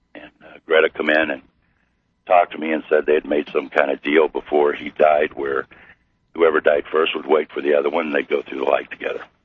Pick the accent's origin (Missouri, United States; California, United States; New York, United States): Missouri, United States; I'm from Missouri